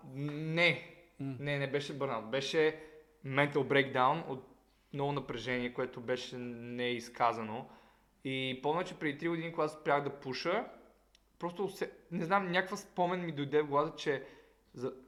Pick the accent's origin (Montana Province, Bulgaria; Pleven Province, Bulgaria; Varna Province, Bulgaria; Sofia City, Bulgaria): Montana Province, Bulgaria; Montana; пак съм от Монтана, северо-западна България, ние там сме пияници долни